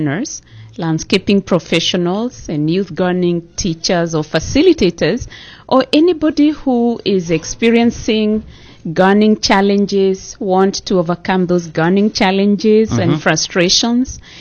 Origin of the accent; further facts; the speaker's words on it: Kenya; moved away as an adult; also born or lived in Netherlands; now in United States; I grew up in Kenya